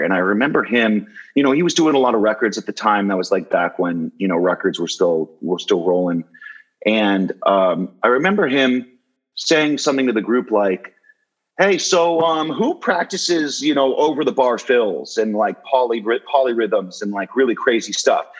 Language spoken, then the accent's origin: English; Los Angeles, California, United States; now in New Jersey, United States; I grew up in Los Angeles. I grew up in California